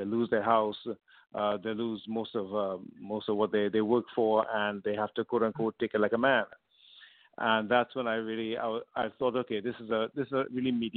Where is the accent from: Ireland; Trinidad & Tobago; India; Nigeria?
Trinidad & Tobago; moved away as an adult; now in Vancouver, Canada; I was born in Trinidad originally in the Caribbean, but moved to Canada when I was 18.